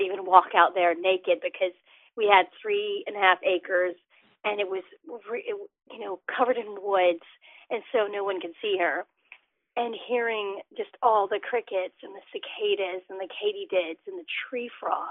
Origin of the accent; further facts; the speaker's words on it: Alabama, United States; now in Lexington, United States; I'm from Alabama, and I grew up as the daughter of two journalists